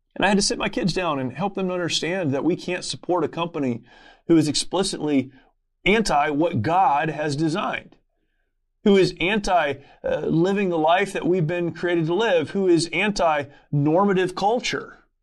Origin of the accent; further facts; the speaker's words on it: Southern California, United States; I grew up here in Southern California